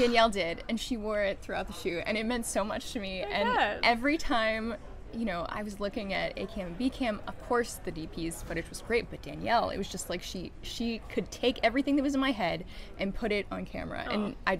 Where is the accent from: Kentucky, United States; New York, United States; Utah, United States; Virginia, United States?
Kentucky, United States; moved away; We are both from Kentucky originally